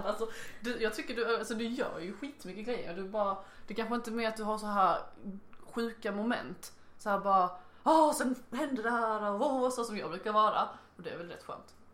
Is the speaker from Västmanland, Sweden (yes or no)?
no; Blekinge, Sweden; accent: Blekinge dialect; now in Lund, Sweden